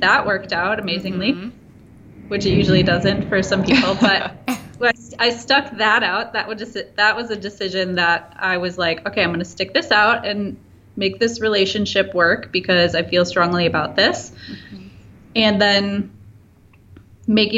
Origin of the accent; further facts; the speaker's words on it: Wisconsin, United States; now in Milwaukee, United States; I grew up in Wisconsin in a very small town and moved to Milwaukee to go to art school